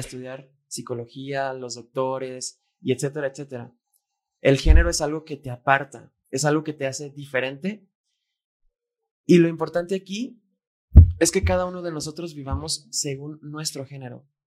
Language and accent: Spanish; Guadalajara, Jalisco, Mexico; Fer y yo fuimos plantados en México, porque nacimos en México, y en Guadalajara